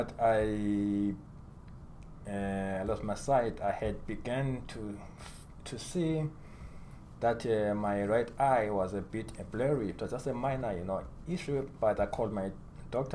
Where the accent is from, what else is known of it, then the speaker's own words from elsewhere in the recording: Zimbabwe; moved away as an adult; also born or lived in Michigan, United States; now in United States; I was born and raised in Zimbabwe. And I came to the U.S. When I was 25